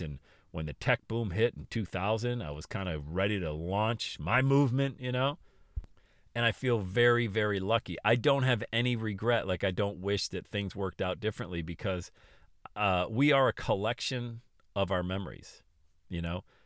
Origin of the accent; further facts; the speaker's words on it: Buffalo, New York, United States; also born or lived in Florida; made a decision to go back to Buffalo, New York, and the Northeast.